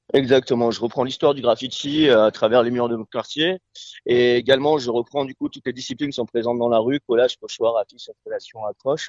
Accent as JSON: {"language": "French", "region": "Normandy", "country": "France", "moved": "yes", "lives_now": "Marseille, France", "said": "je suis normand, en fait, hein. ça fait 20 ans que je vis à Marseille"}